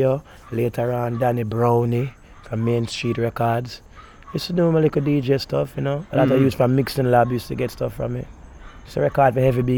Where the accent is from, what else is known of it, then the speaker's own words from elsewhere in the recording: Jamaica; also born or lived in Florida; I grew up around the music from Duane Park all over. I'm real Jamaican